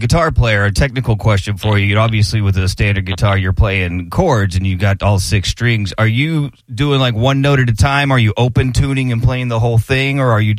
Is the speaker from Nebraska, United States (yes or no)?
no; West Texas, United States; I come from West Texas, spent a lot of my life there